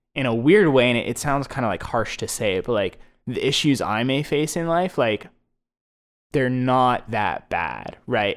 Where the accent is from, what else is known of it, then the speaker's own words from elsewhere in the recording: Plano, Texas, United States; also born or lived in Philadelphia; I grew up in Plano